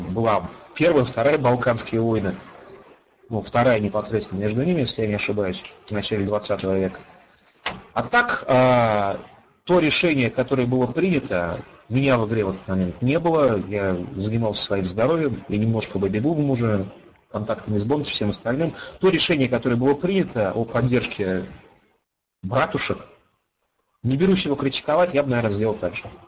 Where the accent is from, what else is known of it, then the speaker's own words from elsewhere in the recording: Ufa, Bashkortostan, Russia; moved away as an adult; now in Moscow, Russia; Я родился и вырос в городе Уфе